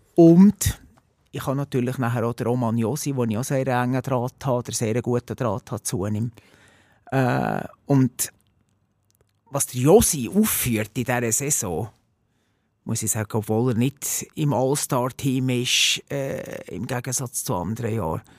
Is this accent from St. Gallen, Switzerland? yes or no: no; Bernese Oberland, Switzerland; gebürtiger Berner Oberländer